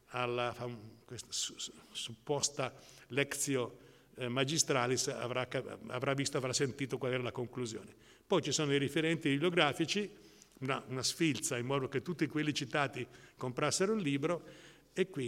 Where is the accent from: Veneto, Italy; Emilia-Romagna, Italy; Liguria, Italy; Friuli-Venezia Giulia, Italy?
Emilia-Romagna, Italy; Modena; born there; io sono nato a Modena